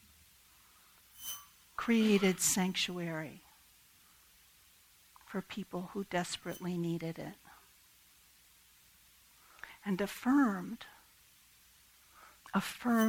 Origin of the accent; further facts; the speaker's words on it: Kennett Square, Pennsylvania, United States; my hometown of Kennett Square